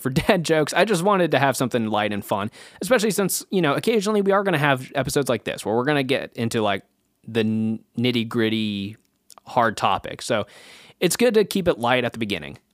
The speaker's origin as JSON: {"language": "English", "region": "Kansas", "country": "United States", "tie": "born or raised there", "said": "my home state of Kansas"}